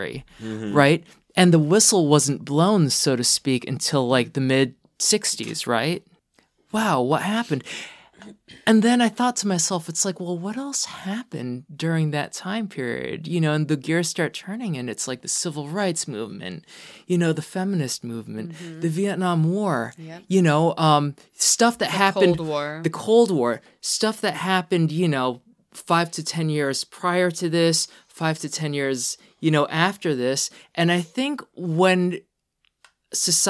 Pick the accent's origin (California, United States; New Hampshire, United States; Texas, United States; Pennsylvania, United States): Pennsylvania, United States; we're from Pennsylvania.